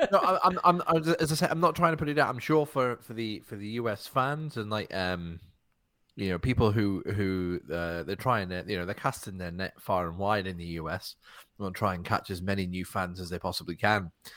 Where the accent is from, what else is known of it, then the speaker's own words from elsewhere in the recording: United Kingdom; as a British person